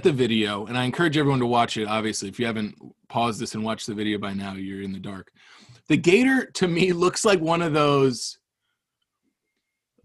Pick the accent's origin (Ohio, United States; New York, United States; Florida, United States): Florida, United States; Cape Coral; we grew up in Southwest Florida in Cape Coral.